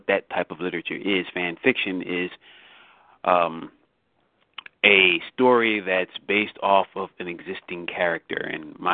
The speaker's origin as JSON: {"language": "English", "town": "Philadelphia", "region": "Pennsylvania", "country": "United States", "tie": "born or raised there", "said": "I grew up in Philadelphia, which is southeast Pennsylvania"}